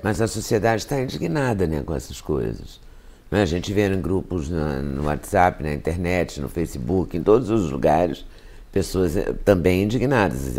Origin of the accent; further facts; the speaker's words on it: Minas Gerais, Brazil; moved away; also born or lived in Rio de Janeiro; Eu sou de Minas